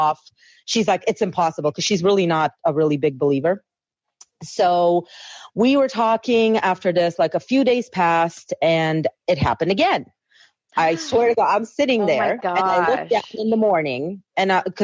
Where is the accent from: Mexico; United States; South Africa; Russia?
Russia; now in Prince Edward Island, Canada; I'm originally from Russia